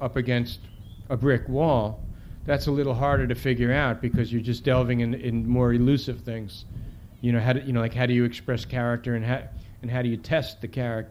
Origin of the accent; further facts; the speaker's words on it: New York City, New York, United States; I grew up in the Bronx